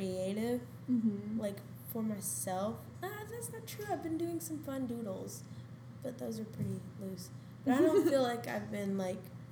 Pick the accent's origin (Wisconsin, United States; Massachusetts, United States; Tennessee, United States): Tennessee, United States; Nashville; accent: Southern; I'm from Nashville